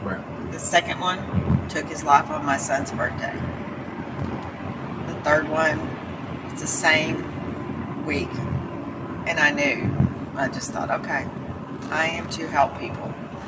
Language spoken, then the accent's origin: English; Dallas, Texas, United States